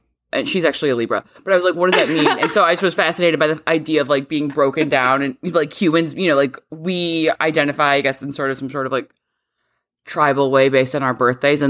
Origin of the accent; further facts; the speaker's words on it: Chicago, Illinois, United States; I'm from Chicago